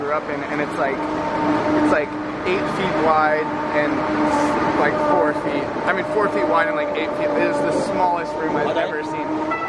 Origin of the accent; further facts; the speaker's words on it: Hong Kong; also born or lived in North Carolina, United States; No, I was born in North Carolina. Oh. We moved to Hong Kong 3 months after I was born.